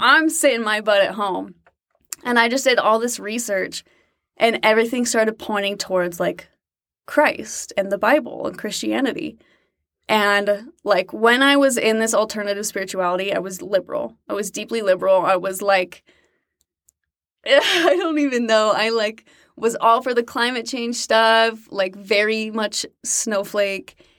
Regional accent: Utah, United States; moved away as an adult; also born or lived in Fort Worth, Texas; I was born in Utah

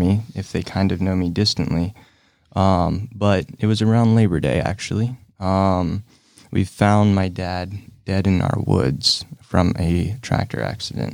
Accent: Salina, United States; I kinda grew up here in Salina, grew up with my mom

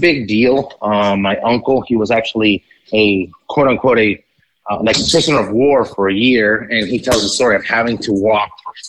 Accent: Ecuador; also born or lived in Colombia / St. Petersburg, Florida, United States; now in United States; I was born in Colombia, raised in Ecuador, and I moved to the United States twice. First time to St. Pete after I was born, and then we went back to Ecuador where my dad's from. It's actually a big part of my story is, being Colombian

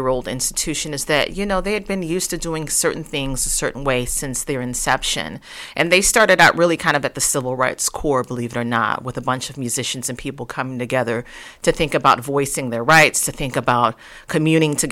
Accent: St. Louis, Missouri, United States; moved away as an adult; also born or lived in Chicago, Illinois; now in Kansas City, United States; I'm a St. Louis woman, believe it or not, born and raised in St. Louis, Missouri, coming here by way of Chicago for the past 16 years

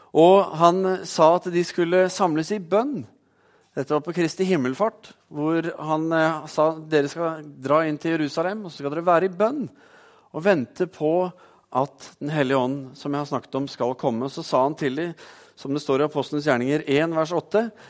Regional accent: Oslo, Norway; Når jeg var tenåring, så vokste jeg opp i Oslo

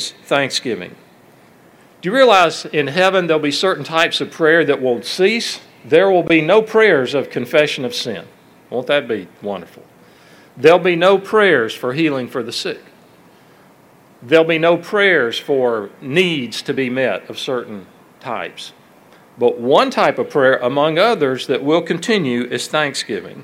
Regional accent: Alabama, United States; my hometown and in Alabama

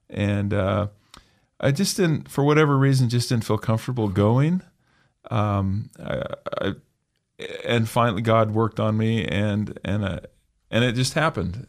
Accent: Emmett, Idaho, United States; I was raised in Emmett

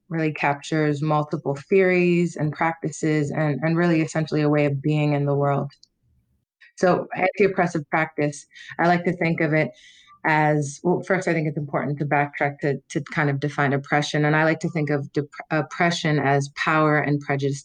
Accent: Toronto, Ontario, Canada; moved away as an adult; also born or lived in Ottawa / United States; I was born in Ottawa to a Jamaican mother and a Canadian-born father, white father. I grew up in Toronto, a really diverse, eclectic city

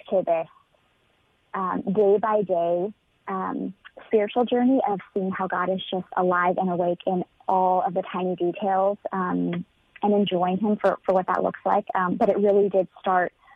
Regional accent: California, United States; moved away as an adult; also born or lived in Nashville area, Tennessee; now in Nashville, United States; born and raised in California

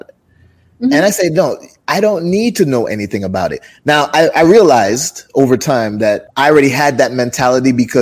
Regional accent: Jamaica; moved away; also born or lived in Brooklyn, New York, United States; I'm originally from Jamaica, grew up in Jamaica and then moved to Brooklyn, New York and grew up there too.

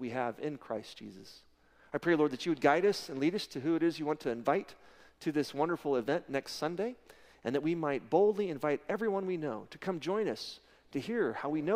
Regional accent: Texas, United States; we're from Texas

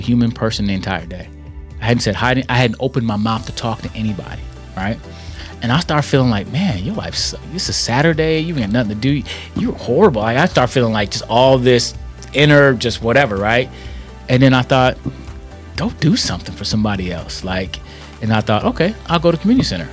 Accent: Milwaukee, Wisconsin, United States; moved away as an adult; also born or lived in St. Louis, Missouri; I'm born and raised in Milwaukee, Wisconsin

